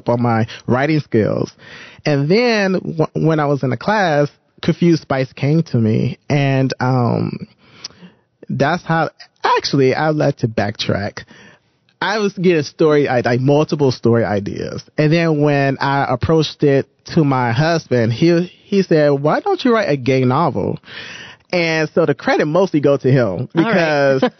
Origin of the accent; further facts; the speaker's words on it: Detroit, Michigan, United States; moved away as an adult; now in Toronto, Canada; I'm originally from Detroit, Michigan. And so I moved here, I would say 8 years ago